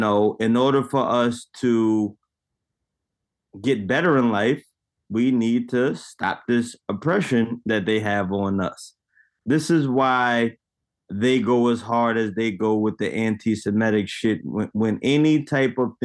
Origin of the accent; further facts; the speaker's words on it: United States; being Black in America, being born American Black